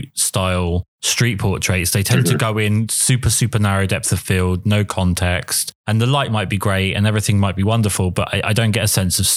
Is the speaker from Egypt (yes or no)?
no; England, United Kingdom; myself being English